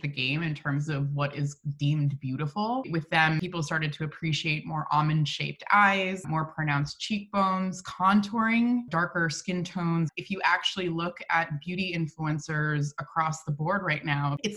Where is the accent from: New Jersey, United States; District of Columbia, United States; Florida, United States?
Florida, United States; Miami; growing up in Miami